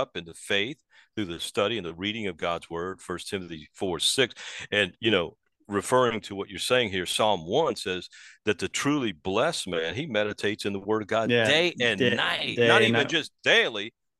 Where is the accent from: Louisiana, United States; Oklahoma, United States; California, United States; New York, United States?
Louisiana, United States; New Orleans; moved away; that's where I grew up, in New Orleans.